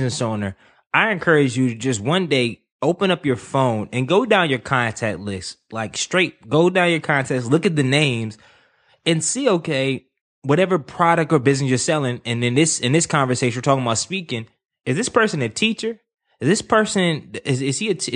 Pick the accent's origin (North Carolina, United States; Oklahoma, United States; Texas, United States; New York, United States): North Carolina, United States; Durham; Growing up in Durham, North Carolina, I never knew anyone around my age who graduated from college